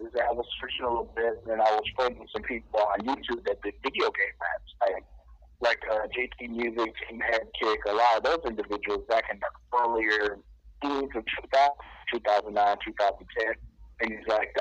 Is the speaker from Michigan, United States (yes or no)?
yes; Detroit, Michigan, United States; Straight out of the Motor City, man, still Michigan